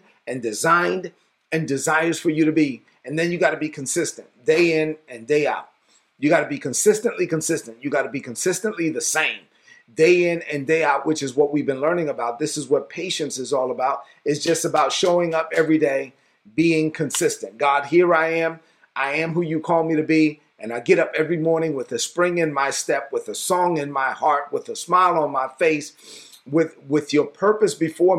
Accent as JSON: {"language": "English", "town": "New York City", "region": "New York", "country": "United States", "said": "I'm from Brooklyn. I just talk plain"}